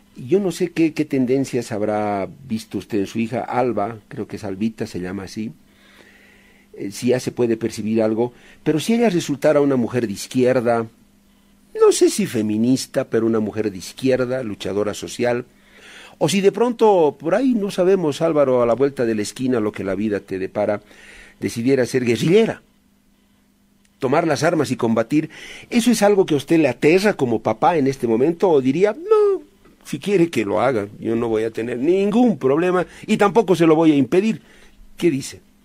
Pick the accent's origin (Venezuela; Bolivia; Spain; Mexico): Bolivia; como boliviano